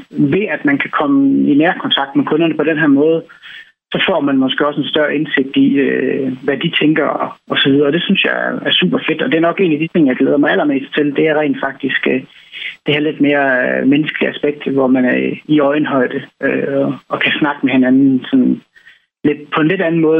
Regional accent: Jutland, Denmark; jeg er jo østjyde, og forhåbentlig stadigvæk begge mine fødder plantet godt i den jyske muld.

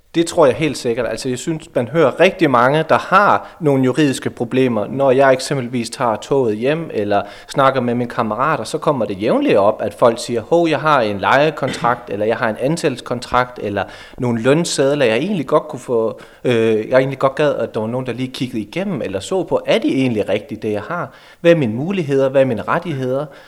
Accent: Hasselager near Aarhus, Central Denmark Region, Denmark; moved away as an adult; also born or lived in Aalborg / Brønderslev / Greenland; Jeg kommer fra Hasten ved, ved Aarhus af, udlært elektriker

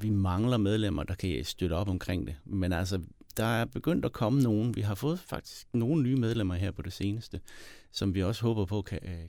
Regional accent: Southern Denmark, Denmark; Jeg kommer ud for Høre Power er lige uden for Sønderborg.

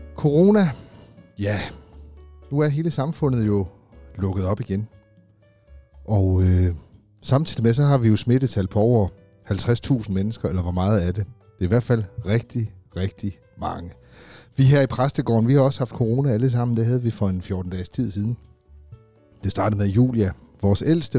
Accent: Funen, Southern Denmark, Denmark; moved away as an adult; also born or lived in Aarhus; now in South Jutland, Denmark; Jeg er jo selv Fynbo

